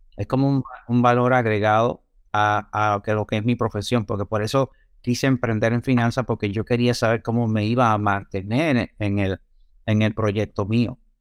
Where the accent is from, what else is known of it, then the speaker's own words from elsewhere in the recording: Santiago de los Caballeros, Santiago, Dominican Republic; now in United States; yo soy natural de la República Dominicana, nací en Santiago.